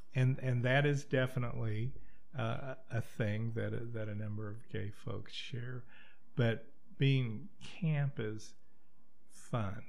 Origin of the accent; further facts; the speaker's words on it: Wichita, Kansas, United States; moved away; I'm from Wichita, Kansas